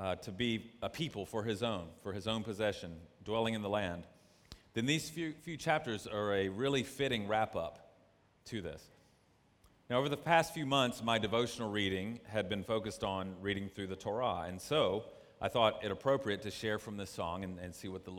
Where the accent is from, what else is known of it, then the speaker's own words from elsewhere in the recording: North Carolina, United States; I'm from North Carolina in the United States